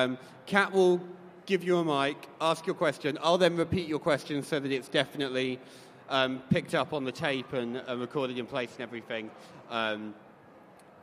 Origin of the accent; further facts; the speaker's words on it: Bath, South West England, United Kingdom; I'm from Bath, and I'm currently doing a PhD in composition